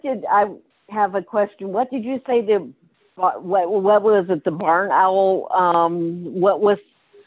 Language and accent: English; Iowa, United States; I'm from Iowa, actually. I'm west from California, but I'm here.